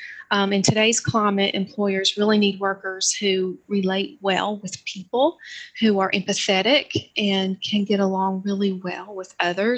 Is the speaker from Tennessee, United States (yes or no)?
yes; Johnson City, Tennessee, United States; I was born and raised in Johnson City